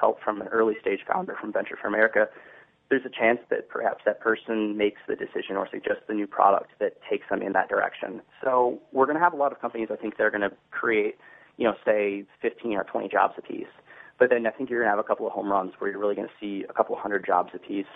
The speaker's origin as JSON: {"language": "English", "town": "Troy", "region": "Michigan", "country": "United States", "tie": "born or raised there", "said": "I grew up in Troy, Michigan."}